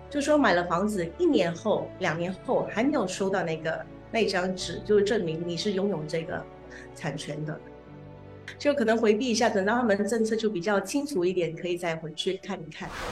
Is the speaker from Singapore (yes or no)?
yes; Singapore; 在新加坡本地呢，我们新加坡人呢是不需要交就是额外的印花税的